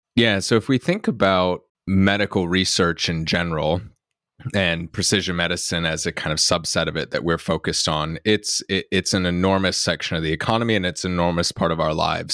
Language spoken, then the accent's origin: English; North Carolina, United States; moved away as an adult; now in Cambridge, United Kingdom; I'm from North Carolina in the U S, but I moved over to Cambridge, uh, in the U K about almost ten years ago now to do my P H D